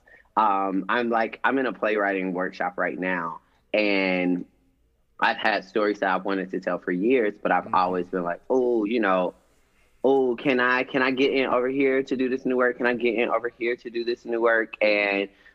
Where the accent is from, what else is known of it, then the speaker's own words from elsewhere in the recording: Atlanta, Georgia, United States; also born or lived in College Park, Georgia; I grew up in Atlanta